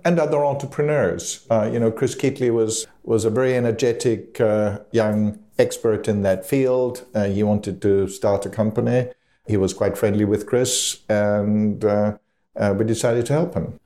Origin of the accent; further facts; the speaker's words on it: Austria; moved away; back in my home country of Austria.